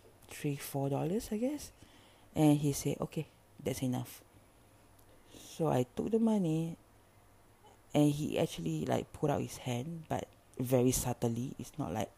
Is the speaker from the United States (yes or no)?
no; Singapore; I'm from Singapore